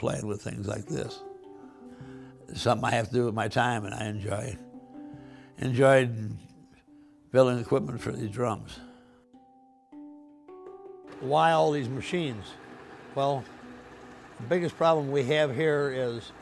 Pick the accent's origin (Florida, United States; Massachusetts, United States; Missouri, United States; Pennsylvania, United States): Missouri, United States; St. Louis; also born or lived in Southern California; I was born and raised in St. Louis, Missouri